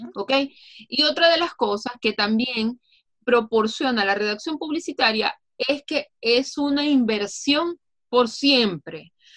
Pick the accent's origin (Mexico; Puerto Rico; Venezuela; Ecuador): Venezuela; soy venezolana, orgullosamente venezolana